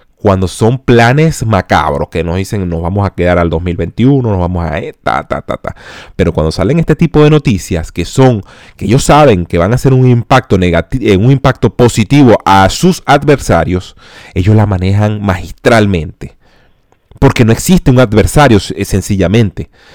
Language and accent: Spanish; Venezuela; nosotros como venezolanos